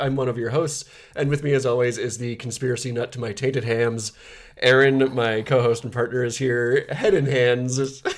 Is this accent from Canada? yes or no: yes; Canada; We are very Canadian, in case you can't tell from my terrific accent.